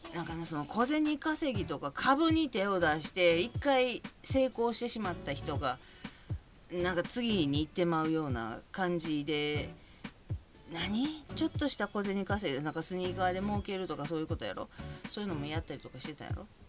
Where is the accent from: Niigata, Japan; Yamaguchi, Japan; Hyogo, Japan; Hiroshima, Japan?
Hyogo, Japan; Kobe; now in Yokohama, Japan; 私神戸なんですけど実家兵庫県